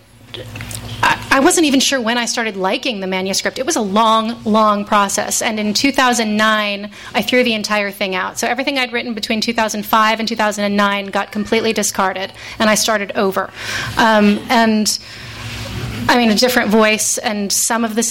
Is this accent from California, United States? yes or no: yes; Fresno, California, United States; moved away; I have a really complicated relationship with my hometown